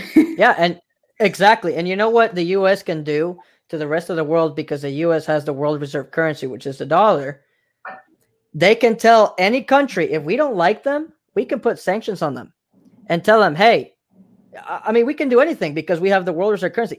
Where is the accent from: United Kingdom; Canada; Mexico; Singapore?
Mexico; now in United States; I'm from Mexico